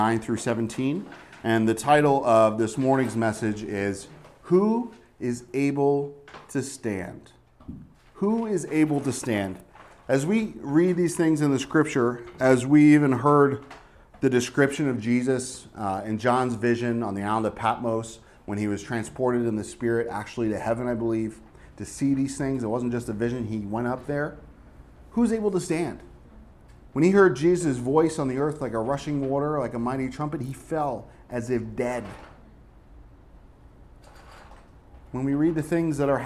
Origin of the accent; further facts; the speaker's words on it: Northeast, United States; moved away; growing up in the Northeast